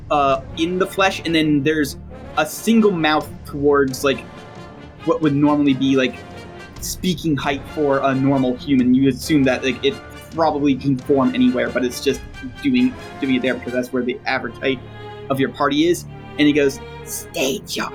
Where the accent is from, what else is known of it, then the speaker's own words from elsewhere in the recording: New Jersey, United States; I'm from Jersey. I'm from the eastern side of hell.